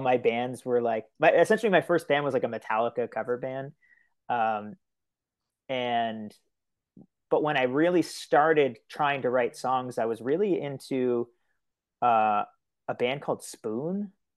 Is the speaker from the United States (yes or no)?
no; Miramichi, New Brunswick, Canada; now in Fredericton, Canada; I'm originally from Illground First Nation, which is, like, just right outside of, like, Newcastle area